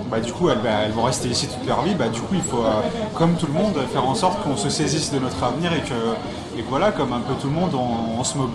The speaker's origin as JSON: {"language": "French", "town": "Paris", "region": "Île-de-France", "country": "France", "tie": "born there", "said": "euh, j'ai 24 ans. je suis né ici à Paris, dans le 93"}